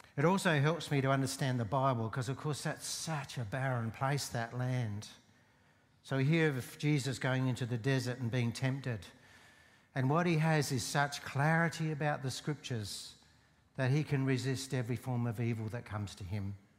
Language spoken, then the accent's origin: English; Port Augusta, South Australia, Australia; I grew up in Port Augusta